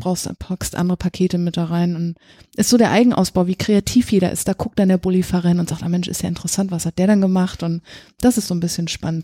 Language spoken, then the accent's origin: German; East Germany, Germany; Ich komme aus dem Osten